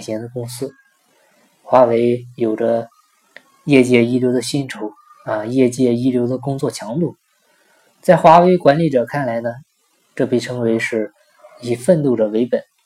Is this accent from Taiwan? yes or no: no; China; 这种性格特征导致我们中国人对财富是非常地渴望